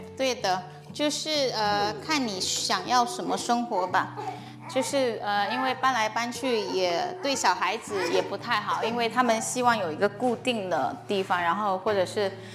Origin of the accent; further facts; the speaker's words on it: China; moved away as an adult; also born or lived in Florida, United States / Illinois, United States; 我从小在国内长大，然后二十来岁的时候去美国读书